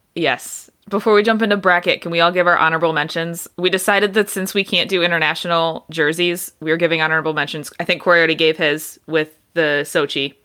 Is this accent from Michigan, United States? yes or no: yes; Detroit, Michigan, United States; I grew up in Detroit